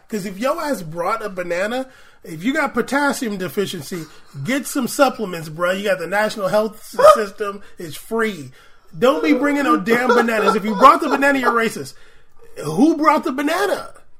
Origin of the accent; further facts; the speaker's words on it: Tottenham, London, United Kingdom; I've got nephews in London with black partners, and they have kids. I grew up in Tottenham, where 70% of the people are black.